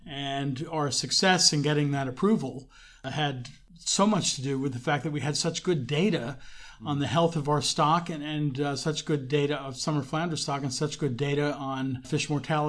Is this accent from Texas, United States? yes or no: no; New Jersey, United States; how that's such a big part of growing up in New Jersey. You know, people who aren't from here think New Jersey's just the northern part of the Jersey Turnpike